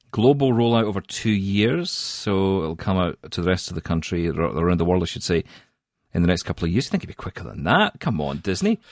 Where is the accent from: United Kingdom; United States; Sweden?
United Kingdom; Scotland; now in Canada; I am Scottish